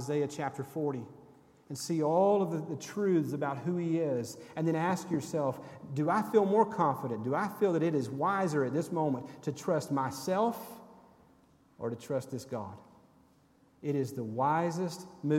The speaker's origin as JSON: {"language": "English", "town": "Sevierville", "region": "Tennessee", "country": "United States", "tie": "born or raised there", "said": "when I was a teenager growing up in Sevierville at First Baptist Church"}